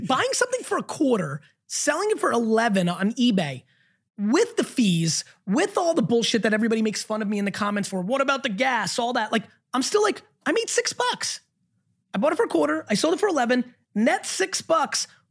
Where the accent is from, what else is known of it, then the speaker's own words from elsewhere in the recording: New Jersey, United States; I grew up in the East Coast in Jersey